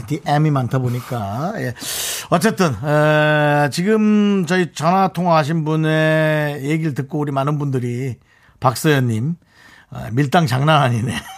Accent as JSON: {"language": "Korean", "region": "Gangwon", "country": "South Korea", "tie": "born or raised there", "accent": "Gangwon dialect", "said": "제 고향 강원도 사투리에"}